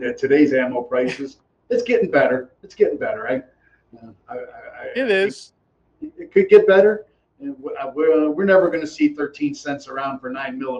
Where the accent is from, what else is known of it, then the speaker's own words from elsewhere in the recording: Titusville, Pennsylvania, United States; moved away; growing up in Pennsylvania. It was a way of life.